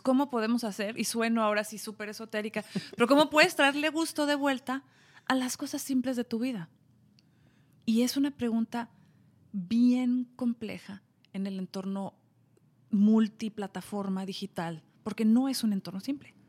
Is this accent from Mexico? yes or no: yes; Mexico; yo soy mexicana